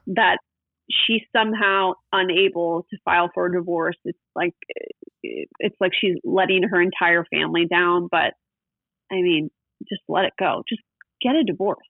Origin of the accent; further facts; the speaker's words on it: West Chester, Pennsylvania, United States; now in Newport Beach, United States; I grew up in Westchester, Pennsylvania, which is a suburb of Philadelphia.